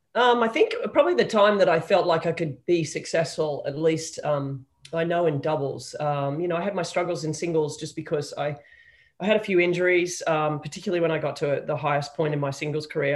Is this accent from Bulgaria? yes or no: no; Sydney, New South Wales, Australia; I was raised in Sydney